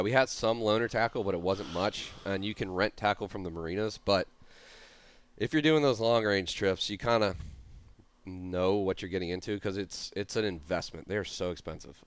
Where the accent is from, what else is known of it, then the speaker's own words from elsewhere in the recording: Jacksonville, Florida, United States; moved away as an adult; also born or lived in Tennessee / South Louisiana; I'm from Jacksonville, Florida